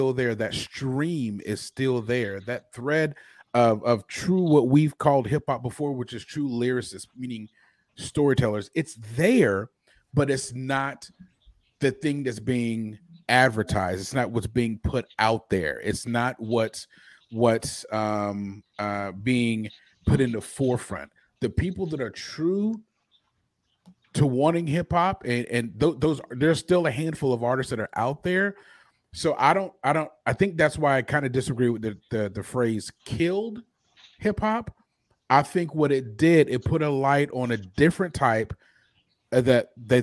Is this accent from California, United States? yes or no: no; North Carolina, United States; I grew up in the South, I grew up in North Carolina